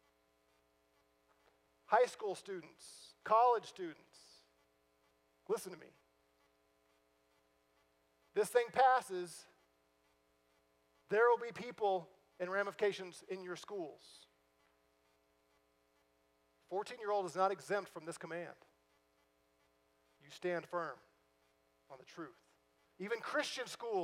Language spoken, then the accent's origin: English; St. Louis, Missouri, United States; moved away; I'm from St. Louis originally